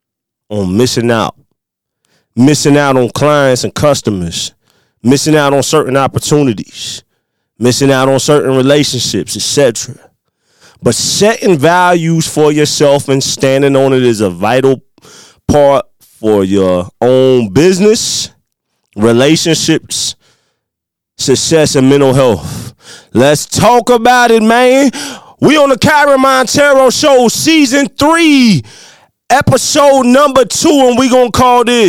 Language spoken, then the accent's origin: English; Midwest, United States; accent: country; with my little country accent, you know, I'm a Midwest country boy